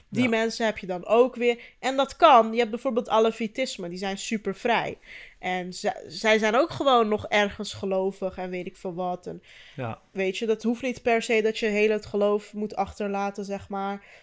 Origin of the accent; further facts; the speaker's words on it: Turkey; Maar ook, ik ben Turks en niet Marokkaans.